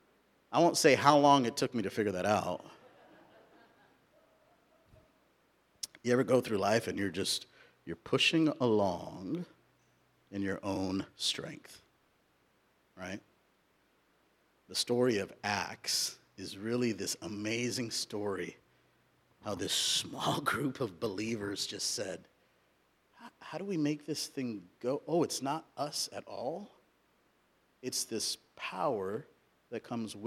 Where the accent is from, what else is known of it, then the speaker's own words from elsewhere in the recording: Southern California, United States; also born or lived in India; now in Roseburg, United States; I was born in India and I grew up in Southern California